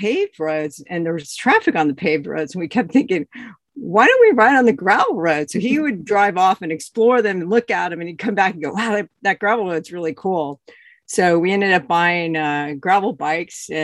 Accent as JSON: {"language": "English", "town": "Bend", "region": "Oregon", "country": "United States", "tie": "born or raised there", "said": "my hometown is Bend, Oregon."}